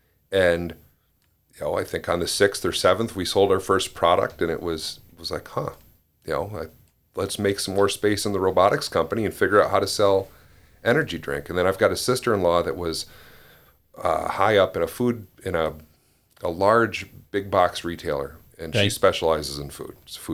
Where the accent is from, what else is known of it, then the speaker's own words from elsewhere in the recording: Ludington, Michigan, United States; Yeah, I grew up in Ludington.